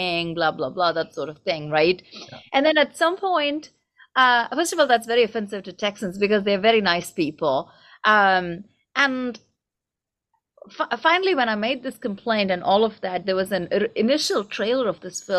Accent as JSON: {"language": "English", "country": "India", "tie": "born or raised there", "first_language": "Tamil", "second_language": "English", "moved": "yes", "lives_now": "United States", "said": "I grew up in India"}